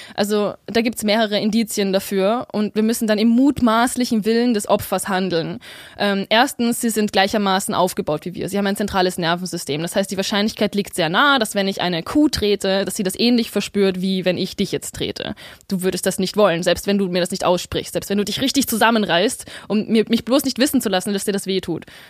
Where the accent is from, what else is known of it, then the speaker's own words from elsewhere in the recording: Vienna, Austria; Ich bin in Wien aufgewachsen